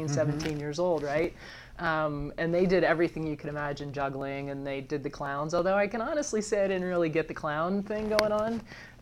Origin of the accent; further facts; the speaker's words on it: Sarasota, Florida, United States; I grew up in Sarasota, Florida